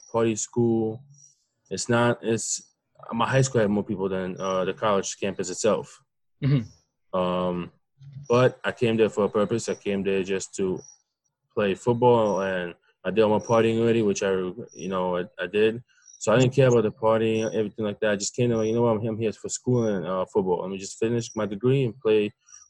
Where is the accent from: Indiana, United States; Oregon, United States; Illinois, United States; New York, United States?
New York, United States; New York City; also born or lived in Russia; now in East Meadow, United States; I'm from Brooklyn, New York. But I live right now in East Meadow, New York, on Long Island. Moved a couple of months ago. Came to this country when I was 7. I'm Russian.